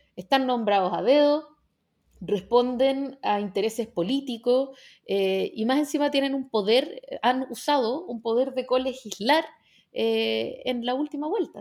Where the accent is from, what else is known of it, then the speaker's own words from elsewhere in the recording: Chile; como chilenos y chilenas